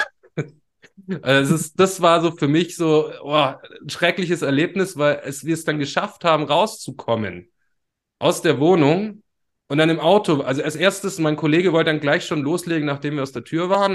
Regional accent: Ulm, Baden-Württemberg, Germany; Ich hatte auch eine Jugendsendung zum Beispiel bei so einem offenen, freien Radiosender bei uns in Ulm

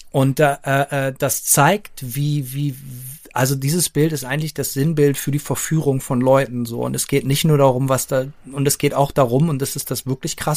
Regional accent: Bremen, Germany; wir sind ja beide Bremer, wir sind mit diesem Relief aufgewachsen in der Bremer Innenstadt

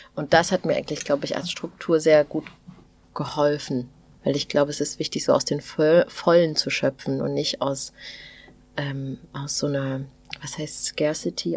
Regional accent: Thuringia, Germany; als Thüringerin

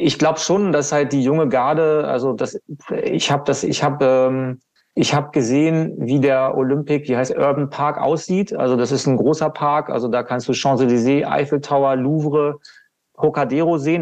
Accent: Hannover, Lower Saxony, Germany; Das ist in Hannover, ne? meine Heimatstadt

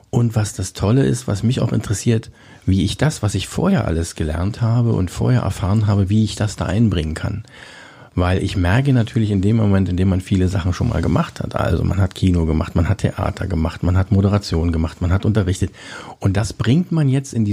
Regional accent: Cottbus, Brandenburg, Germany; Da gab es bei mir, ich bin in Cottbus geboren, in der Silower Straße.

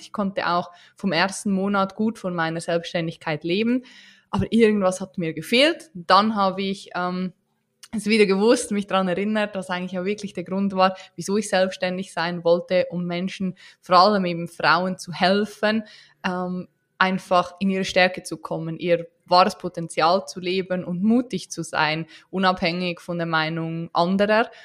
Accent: Switzerland; wie man unschwer hören kann, äh, bin ich keine Deutsche, auch keine Österreicherin, sondern eine Schweizerin

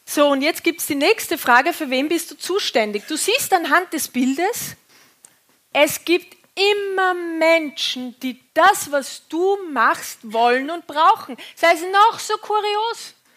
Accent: Austria; accent: Austrian; jetzt komme ich aus dem Bau, äh, vom Bauernhof in Österreich

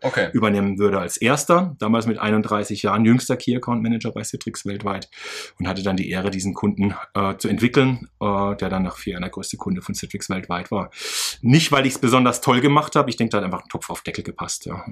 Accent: Karlsruhe, Baden-Württemberg, Germany; ich bin fünfundzwanzig Jahre alt, ich komme aus Karlsruhe

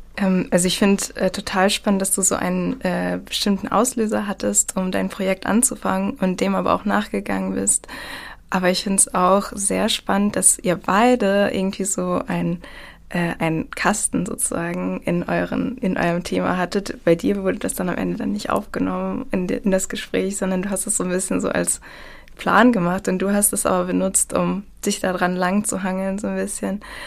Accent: Ruhr area, North Rhine-Westphalia, Germany; also born or lived in Bor, Russia; Ich bin hier in Deutschland im Ruhrgebiet aufgewachsen

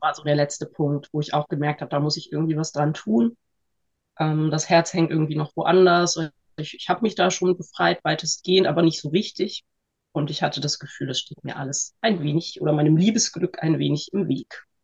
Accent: Northern Germany, Germany; ich bin 41 und ich bin ähm, aus Norddeutschland und Heilmittelerbringerin.

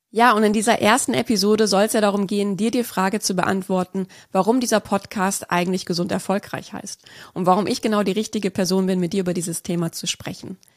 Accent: Lake Constance, Germany; also born or lived in Munich; Ich bin in München-Lappach geboren und habe auch dort die ersten fünf Jahre meines Lebens verbracht, bevor es mit meiner Familie zum schönen Bodensee ging.

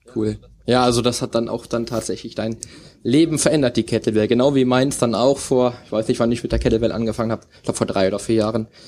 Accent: Cologne, North Rhine-Westphalia, Germany; meiner Heimat Köln

